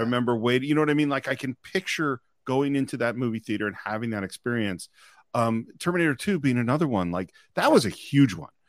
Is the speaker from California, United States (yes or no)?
yes; Marin County, California, United States; I grew up in Marin County, which is, you know, the suburbs across the Golden Gate Bridge from San Francisco